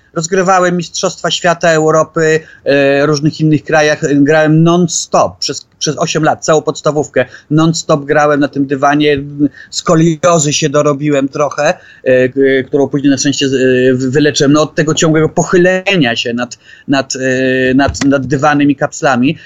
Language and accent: Polish; Poland; also born or lived in Norway; się wychowałem w tamtym świecie